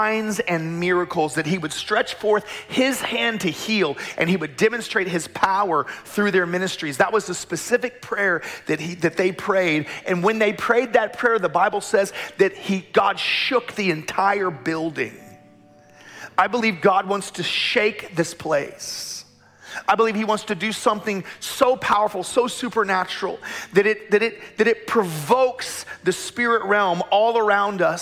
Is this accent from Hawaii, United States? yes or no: no; Tulsa, Oklahoma, United States; I grew up in Tulsa in the middle of the charismatic movement